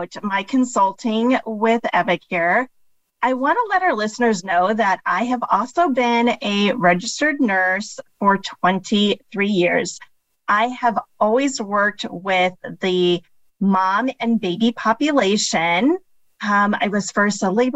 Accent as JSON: {"language": "English", "town": "Phoenix", "region": "Arizona", "country": "United States", "tie": "born or raised there", "also_born_or_lived": "Chicago, Illinois", "said": "I was born outside of Chicago, Illinois. We moved here when I was a toddler and pretty much lived all of my childhood and adulthood in the Phoenix area."}